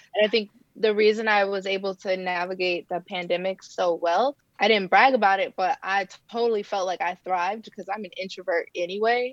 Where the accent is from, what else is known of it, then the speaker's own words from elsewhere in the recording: Ohio, United States; now in Bay Area, California, United States; where I grew up in Ohio